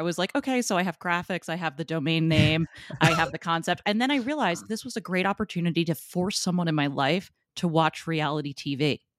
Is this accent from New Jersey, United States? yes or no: yes; New Jersey, United States; we're from New Jersey.